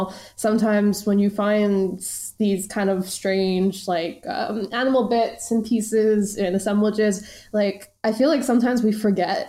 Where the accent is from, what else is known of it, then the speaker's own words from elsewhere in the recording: Long Island, New York, United States; my hometown in on Long Island